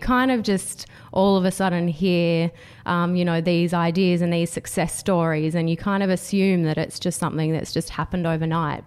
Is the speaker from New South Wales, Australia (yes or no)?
no; Canberra, Australian Capital Territory, Australia; I was from, I grew up in Canberra and worked for government